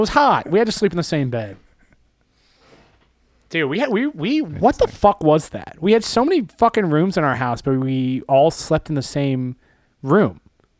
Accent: Boston, Massachusetts, United States; We're from Southie. We're from in Southie. We do a little things differently.

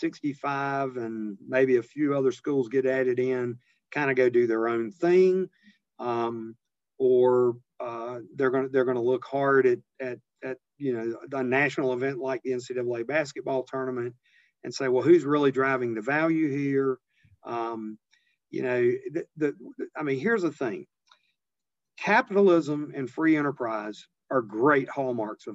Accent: Eastern North Carolina, United States; I grew up very modestly in Eastern North Carolina in a little rural, on the edge of a little rural town

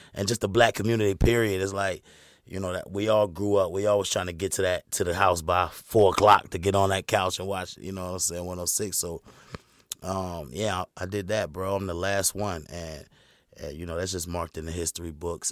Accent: Fuquay-Varina, North Carolina, United States; Fuquay, man. I'm from Carolina.

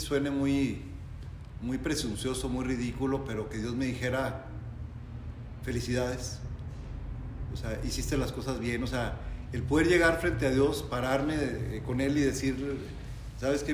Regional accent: Mexico

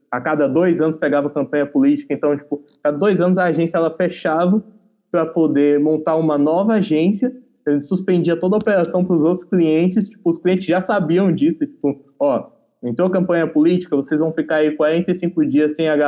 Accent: Paraíba, Brazil; eu sou da, do interior da Paraíba

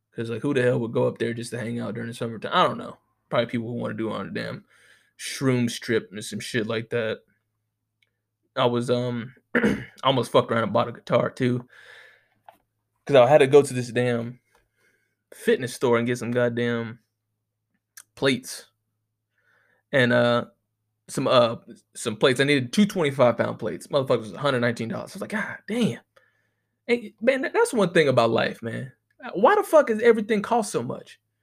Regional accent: United States; I know that's a real American thing to say, but we ain't got no motherfucking accent.

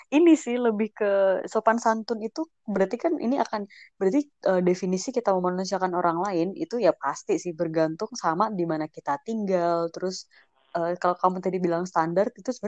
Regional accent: Java, Indonesia; sebagai orang Jawa

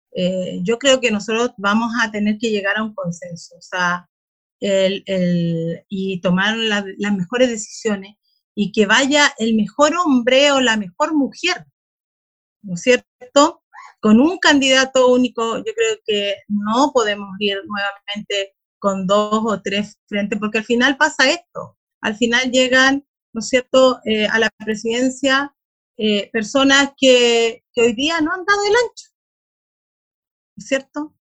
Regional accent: Bulnes, Ñuble, Chile; de mi comuna, yo soy de Bulnes, de una comuna rural también de la región

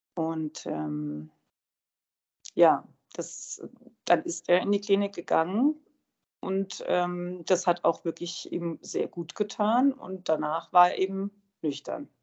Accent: Hochschwarzwald, Baden-Württemberg, Germany; moved away; bei meinem Vater im Hochschwarzwald. Und das ist ja die Gegend, wo ich herkomme

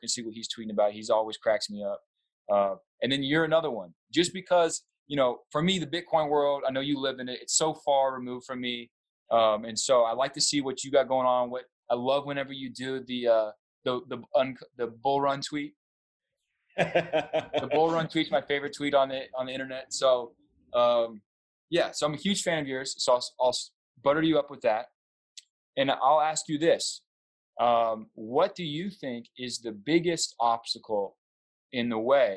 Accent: the South, United States; I'm from the South

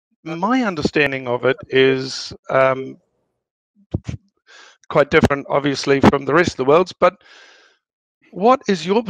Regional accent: New Zealand; now in Denmark; I'm originally from New Zealand. And I now live in Denmark

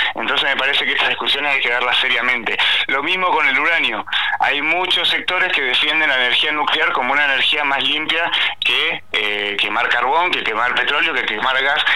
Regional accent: Chubut, Argentina; quienes somos de Chubut

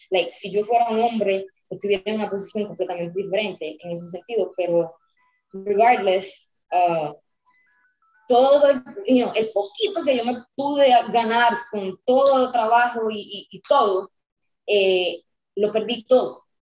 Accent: Puerto Rico; now in United States; yo me vine de Puerto Rico sola, con literalmente solamente clothes on my back

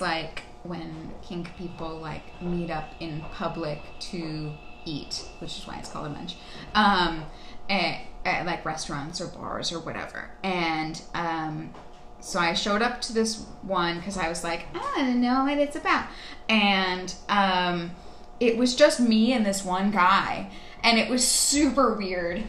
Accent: Texas, United States; also born or lived in California / Midwest; now in Brooklyn, United States; I grew up in Texas. Um, I was born in California, um, but I uh, I moved to back to Texas when I was two

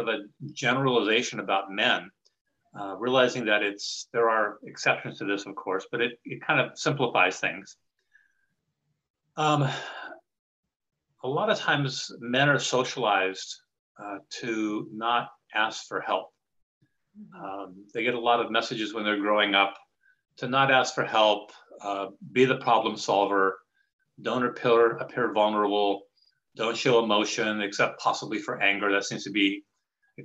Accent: Louisiana, United States; also born or lived in Colorado / Los Angeles; now in Woodinville, United States; I'm originally from Louisiana and came to Washington by way of Colorado

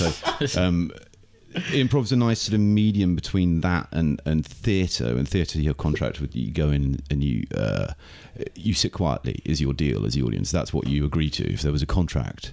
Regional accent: Isle of Wight, South East England, United Kingdom; moved away as an adult; now in Prague, Czech Republic; I'm from the UK. I grew up in the south of England, in the Isle of Wight

